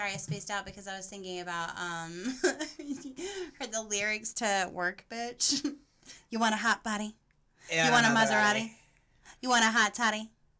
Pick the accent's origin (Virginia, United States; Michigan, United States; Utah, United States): Virginia, United States; moved away as an adult; also born or lived in North Carolina; I grew up in Virginia, and I moved to North Carolina when I graduated high school